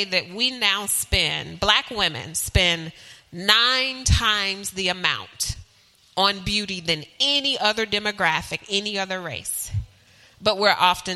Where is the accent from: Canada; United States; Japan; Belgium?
United States; Charlotte, North Carolina; I am from Charlotte, originally born and bred from Charlotte, but I have traveled virtually everywhere.